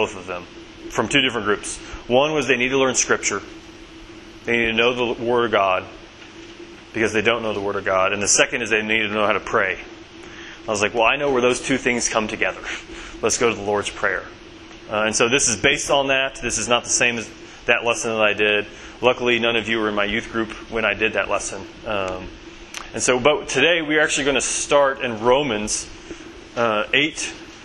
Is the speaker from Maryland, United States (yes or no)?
no; Bentonville, Arkansas, United States; moved away as an adult; now in Somerville, United States; I'm originally from Bentonville, Arkansas